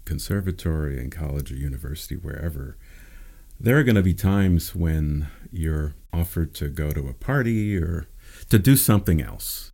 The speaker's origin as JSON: {"language": "English", "town": "Pasadena", "region": "California", "country": "United States", "tie": "born or raised there", "also_born_or_lived": "Baltimore", "said": "I was born in Baltimore, and family moved out here when I was about four years old, and I grew up here in Pasadena, and have stayed in Pasadena ever since."}